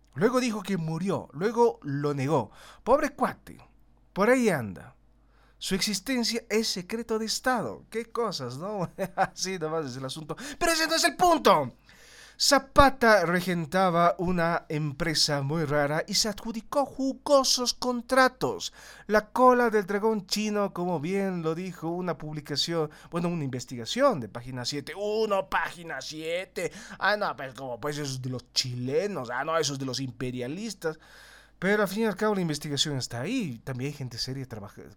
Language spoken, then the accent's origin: Spanish; Bolivia; como los bolivianos